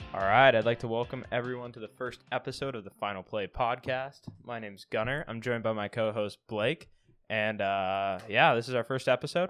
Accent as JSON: {"language": "English", "region": "Pacific Northwest", "country": "United States", "said": "I am from the Pacific Northwest"}